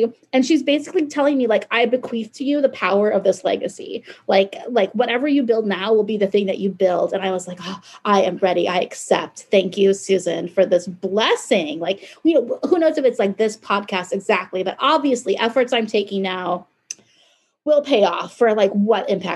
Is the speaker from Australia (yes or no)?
no; Hawaii, United States; moved away; I was born in Hawaii and my family's all there